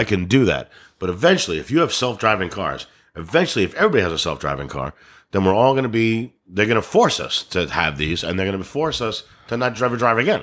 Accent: New York, United States; accent: New York; I'm from New York

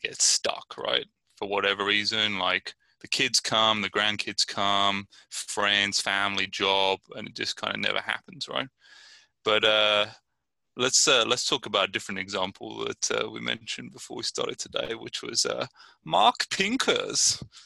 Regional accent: Brighton, South East England, United Kingdom; now in Richmond, United States; I'm originally from Brighton, England, and I'm living in Richmond, California.

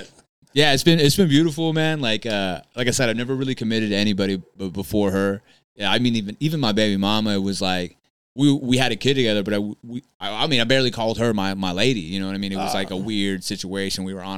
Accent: California, United States; Cause like I'm the entertainer and then I'm from California all of a sudden.

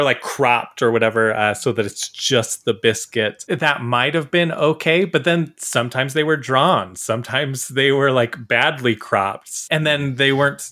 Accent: United States; me as an American

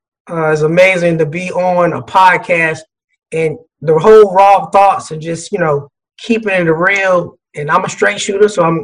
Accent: Fayetteville, North Carolina, United States; moved away as an adult; also born or lived in New Bern, North Carolina / Grand Rapids, Michigan; now in Atlanta, United States; in Fayetteville, North Carolina. So I consider myself a 910 guy. But I do have 252 family. So raised in Fayetteville, North Carolina. I went to Fayetteville State University. So I'm a hometown guy.

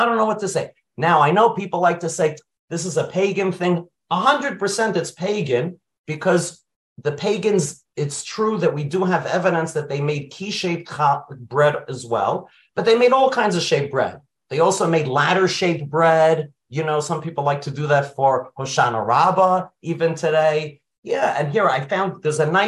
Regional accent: New York City, New York, United States; I grew up in Brooklyn. I lived near Bar Park

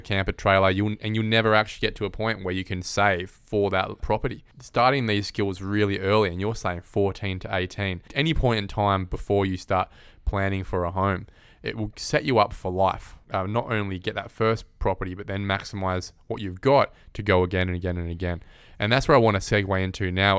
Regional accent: Perth, Western Australia, Australia; growing up in Perth

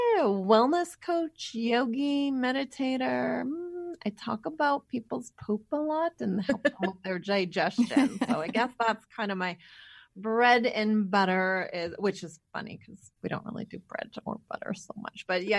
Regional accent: Winnipeg, Manitoba, Canada; moved away as an adult; also born or lived in Calgary / California; I am from Winnipeg, Manitoba, which is where we live right now. But we kind of took about a 15, 16, 17 year journey where we went to Calgary, and then we were in California for about 12, 13 years of that. So we just moved home.

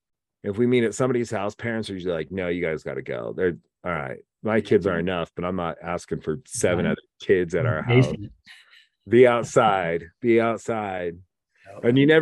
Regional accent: Oregon, United States; moved away; also born or lived in Wyoming; I grew up in Oregon.

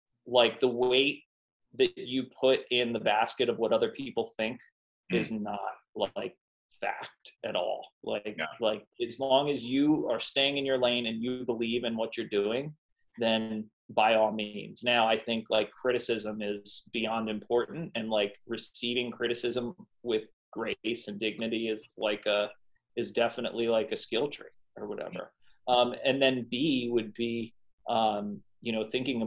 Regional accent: Northeastern Pennsylvania, United States; also born or lived in Atlanta, Georgia; I'm from Northeastern Pennsylvania

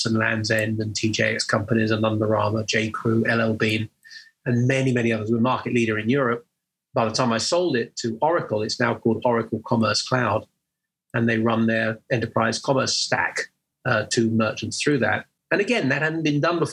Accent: England, United Kingdom; you can hear that I'm an English guy based in the UK

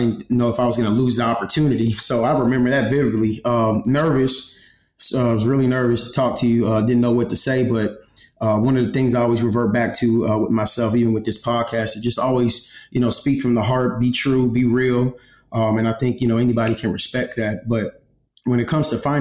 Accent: Galveston, Texas, United States; also born or lived in New Mexico; I'm a what we call an island boy. I'm from Galveston, Texas

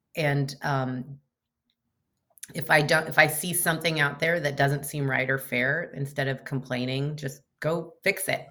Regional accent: Chico, California, United States; moved away as an adult; also born or lived in Portland, Oregon; I grew up in Northern California

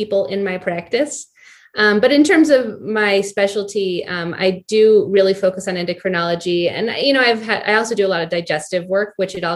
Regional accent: Boulder, Colorado, United States; also born or lived in Seattle / Anchorage; I'm from Boulder. I grew up here in Colorado

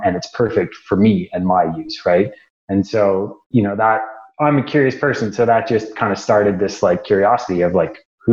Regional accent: Midwest, United States; moved away as an adult; also born or lived in Rocky Mountains; I grew up in the Midwest

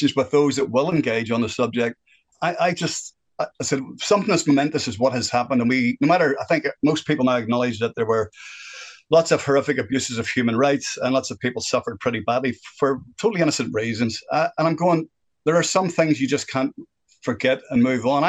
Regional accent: Northern Ireland, United Kingdom; moved away as an adult; now in New Zealand; I am originally from Northern Ireland. I lived through the worst part of the violence in Northern Ireland. I was 11 when that started off, and I left in 1988

